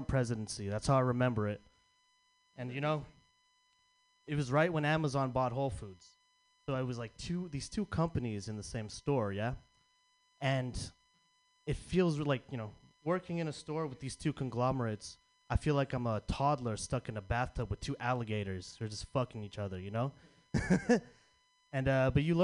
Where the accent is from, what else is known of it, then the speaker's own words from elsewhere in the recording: San Francisco, California, United States; I'm from Frisco